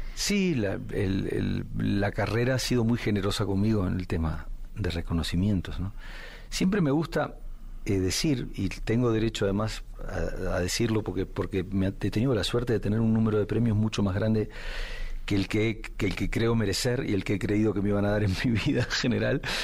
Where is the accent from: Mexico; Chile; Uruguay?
Uruguay; Yo me, crié, en una casa con dos padres de orígenes muy diferentes. Mi padre nació en Alemania, este, como judío alemán, escapó de Alemania con cuatro años con sus padres en el 39 vivió en Bolivia un tiempo y entró como inmigrante en Uruguay, donde conoció a mi madre que ya venía de muchas generaciones de uruguayos